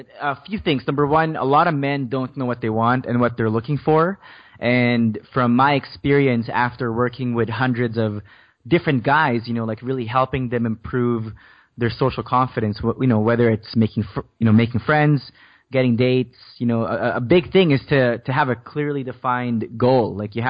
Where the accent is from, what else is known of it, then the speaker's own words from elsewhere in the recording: Philippines; English is a second language; now in Canada; So the whole thing started when I moved to Canada from the Philippines, and the first few years in a brand new country was just a huge struggle for me because I didn't speak English back then.